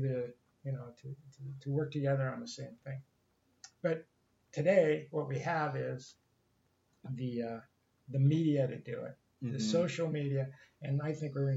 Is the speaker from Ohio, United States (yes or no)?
yes; Ohio, United States; now in California, United States; I grew up in Ohio